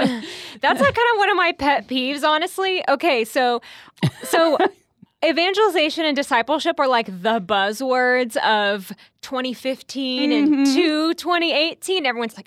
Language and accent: English; Houston, Texas, United States; I'm from Houston, I guess.